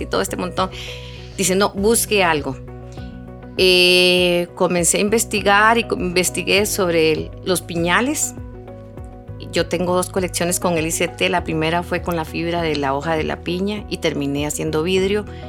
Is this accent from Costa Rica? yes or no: yes; Curridabat, San José, Costa Rica; now in Sarapiquí, Costa Rica; yo nací en Curridabat, pero yo vivo en Sarapiquí